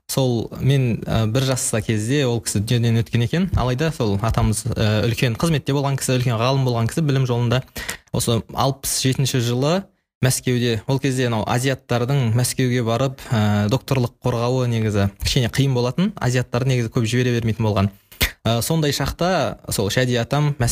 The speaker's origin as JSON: {"language": "Kazakh", "town": "Shymkent", "country": "Kazakhstan", "tie": "born or raised there", "moved": "as an adult", "lives_now": "Astana, Kazakhstan", "said": "шымкент қаласының тумасымын жасым 21-де қазір Ә, астана қаласында еуразия ұлттық университетінде халықаралық қатынастар факультетінің шығыстану мамандығын соның ішіндегі арабтану бөлімін тәмамдап ә, бітірдім"}